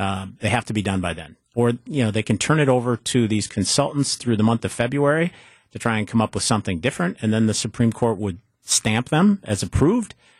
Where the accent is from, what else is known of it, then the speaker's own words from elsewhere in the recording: Superior, Wisconsin, United States; my hometown of Superior